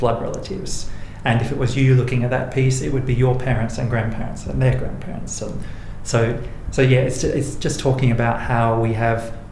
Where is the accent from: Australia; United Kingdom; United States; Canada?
Australia; Port Augusta, South Australia; also born or lived in Murray Bridge, South Australia; now in Adelaide, Australia; I grew up in Murray and Port Augusta in South Australia, and I currently live in Adelaide on Kaurna country